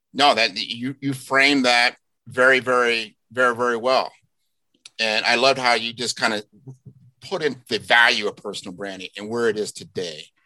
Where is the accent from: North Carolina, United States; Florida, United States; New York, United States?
Florida, United States; Miami; my hometown of Miami, Florida